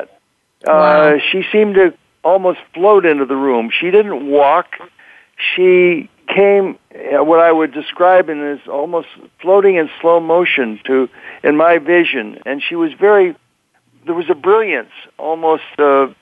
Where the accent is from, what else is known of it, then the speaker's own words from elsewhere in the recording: Canada; moved away; growing up in Canada where I came from